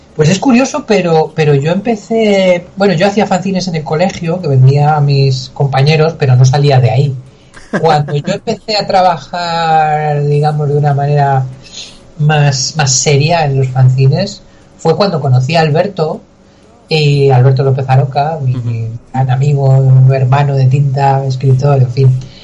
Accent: Albacete, Castilla-La Mancha, Spain; soy de Albacete

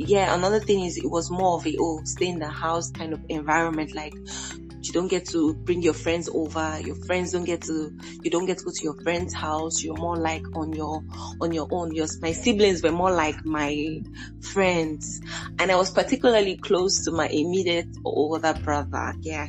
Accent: Lagos, Nigeria; growing up in Lagos was like Lagos being like the big city

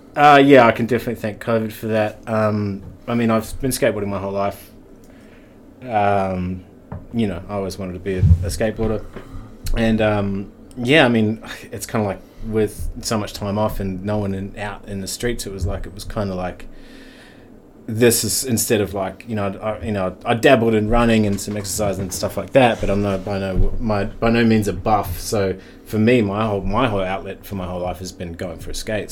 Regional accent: Wellington, New Zealand; I'm born in Wellington. Um, and uh, yeah, born in Wellington.

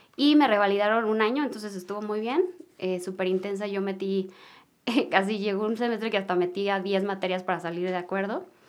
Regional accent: Mexico City, Mexico; nací aquí en la Ciudad de México, nací en una familia pues muy unida

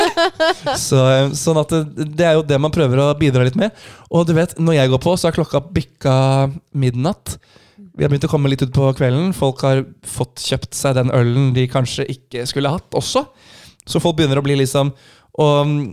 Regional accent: Norway; som nordmann

